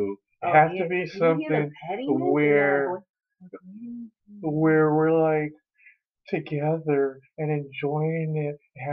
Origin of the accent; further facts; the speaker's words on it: Louisiana, United States; Even though I grew up in Louisiana.